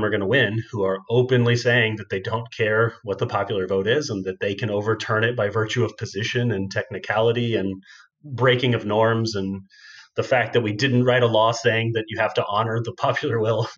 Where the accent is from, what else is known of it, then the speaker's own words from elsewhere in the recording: Texas, United States; the kinds of people I grew up with in Texas